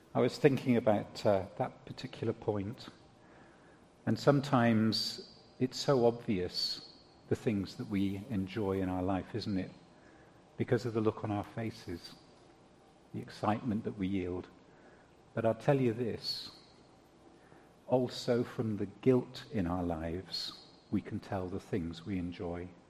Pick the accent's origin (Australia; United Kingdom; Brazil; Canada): United Kingdom; I'm British